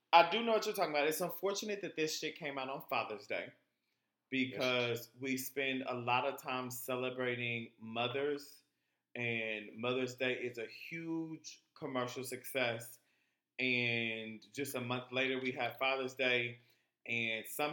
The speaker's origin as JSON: {"language": "English", "region": "Texas", "country": "United States", "said": "I'm from Texas, so we were the last slaves to know"}